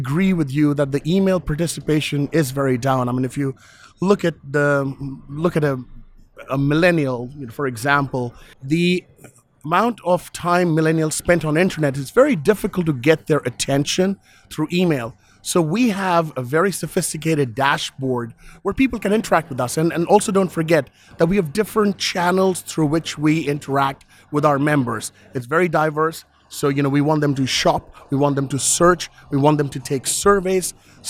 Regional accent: London, United Kingdom; I'm from London.

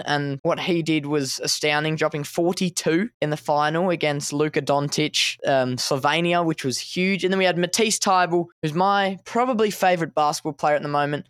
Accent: Australia; I'm from Australia.

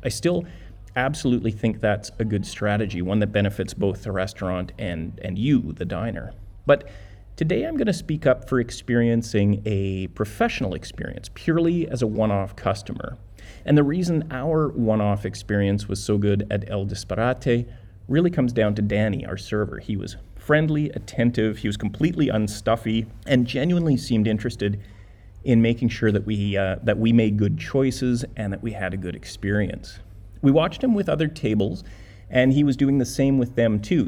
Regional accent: Canada; we are Canadian

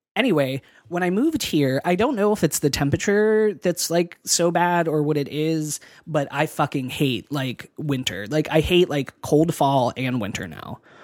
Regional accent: Pennsylvania, United States; moved away; I'm from Pennsylvania, and so, like, winters are shitty there

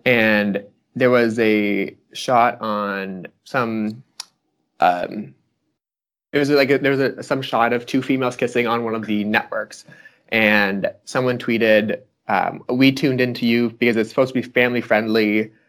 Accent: Fredericton, New Brunswick, Canada; moved away as an adult; now in Ottawa, Canada; I'm from Fredericton, New Brunswick originally, but I moved to Ottawa

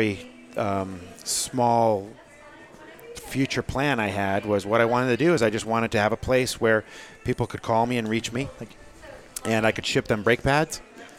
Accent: Portsmouth, New Hampshire, United States; Growing up in Portsmouth, New Hampshire, I really liked Portsmouth.

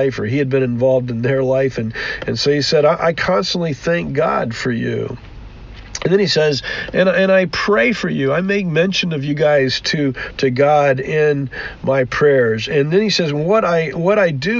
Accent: United States; we as Western American Christians

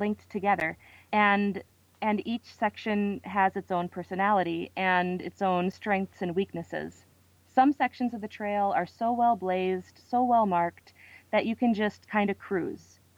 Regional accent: Minnesota, United States; I'm from Minnesota

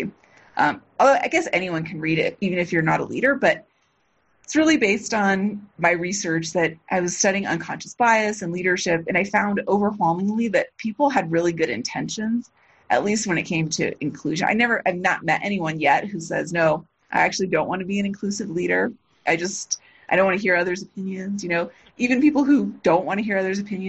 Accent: Los Angeles, California, United States; I grew up in near East Los Angeles, pretty poor.

